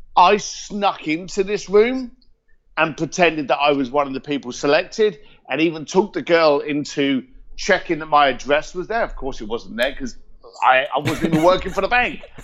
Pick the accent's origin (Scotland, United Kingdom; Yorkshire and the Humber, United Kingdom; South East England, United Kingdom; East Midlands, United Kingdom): South East England, United Kingdom; Reading; also born or lived in East London / Hong Kong; now in California, United States; I'm a Reading boy. Uh, born and raised in Reading. Moved to East London